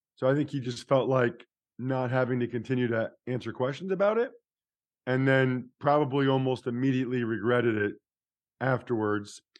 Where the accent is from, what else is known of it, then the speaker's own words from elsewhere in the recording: outside of Philadelphia, Pennsylvania, United States; I grew up outside of Philly.